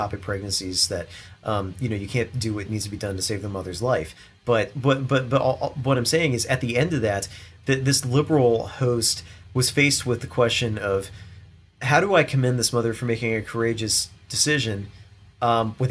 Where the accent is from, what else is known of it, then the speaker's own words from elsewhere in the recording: Maryland, United States; I grew up in Maryland